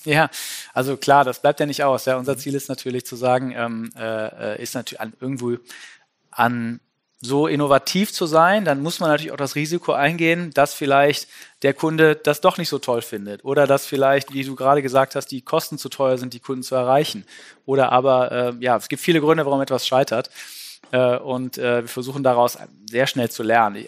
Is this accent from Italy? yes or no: no; Düsseldorf, North Rhine-Westphalia, Germany; ich als Düsseldorfer